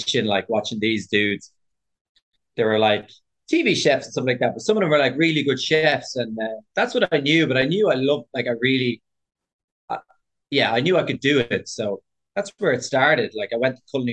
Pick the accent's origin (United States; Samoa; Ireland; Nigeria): Ireland; Dublin, Leinster; moved away as an adult; also born or lived in London, United Kingdom; I'm from Dublin, but my family are from Cork.